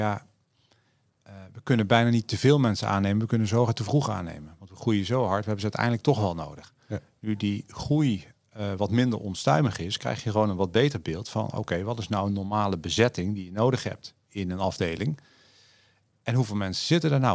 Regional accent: Netherlands; we als Nederlander

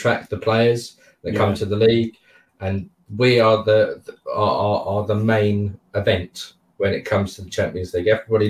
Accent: London, United Kingdom; When I was growing up in Bethnal Green

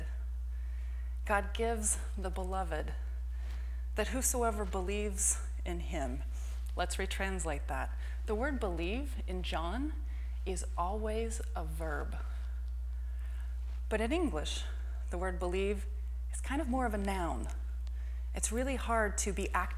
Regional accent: Texas, United States; also born or lived in Florida; now in San Francisco, United States; I'm from Texas

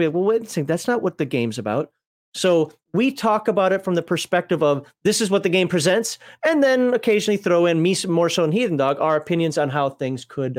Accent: Minnesota, United States; Now that I live in Alabama, you know, as a Minnesotan here living in Alabama, one of the first things I did was like, my guns.

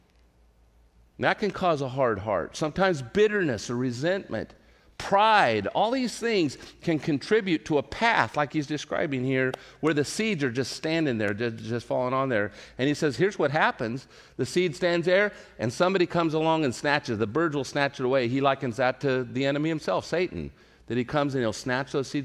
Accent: Central California, United States; moved away; where I grew up in Central California

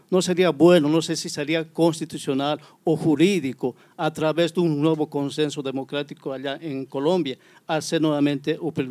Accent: Bolivia; now in São Paulo, Brazil; soy boliviano. Disculpa a las personas, voy a hablar en español. Yo vivo aquí más de 10 años en Sao Paulo, Brasil.

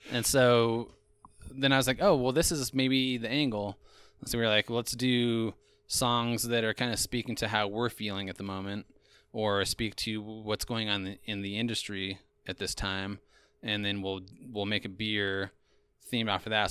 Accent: Eastern Idaho, United States; moved away; also born or lived in Austin, Texas; I grew up in Eastern Idaho, and then I lived for a time in, uh, Austin, Texas

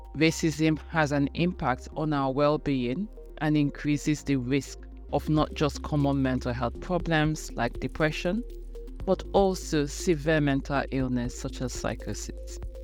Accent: Nigeria; moved away as an adult; now in United Kingdom; I am Nigerian. I'm back home in Nigeria where I used to have a lot of support

